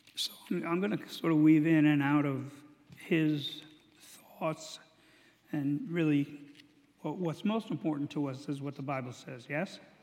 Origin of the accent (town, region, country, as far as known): United States